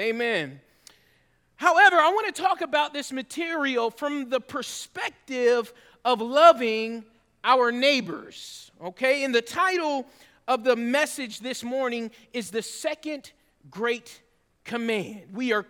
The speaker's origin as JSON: {"language": "English", "region": "Georgia", "country": "United States", "tie": "born or raised there", "also_born_or_lived": "Northern California", "said": "You see, I'm a Georgia boy at heart. I was born in Northern California, but raised in Georgia because of my dad's military service."}